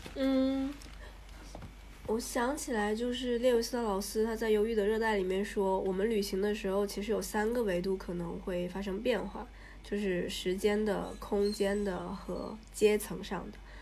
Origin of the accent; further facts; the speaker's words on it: China; 我是中国人